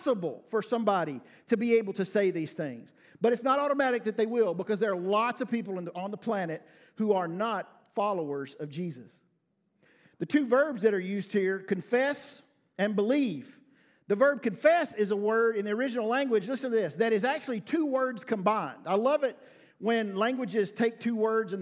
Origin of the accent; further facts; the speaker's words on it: the South, United States; I'm from the South